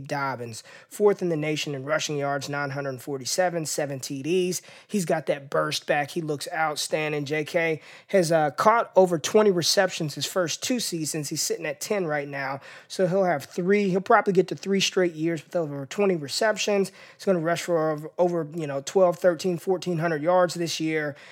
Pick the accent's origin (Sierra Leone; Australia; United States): United States; Las Vegas, Nevada; my hometown of Las Vegas, Nevada.